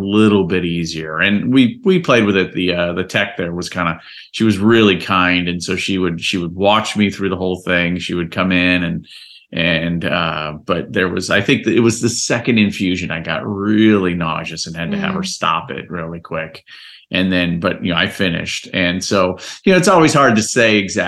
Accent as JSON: {"language": "English", "town": "Miami", "region": "Florida", "country": "United States", "tie": "born or raised there", "said": "I grew up in Miami"}